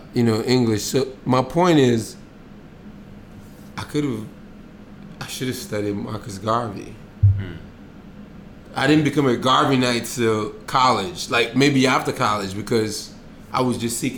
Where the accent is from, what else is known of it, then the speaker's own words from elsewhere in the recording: Enugu, Enugu State, Nigeria; now in United States; So I was born in Nigeria.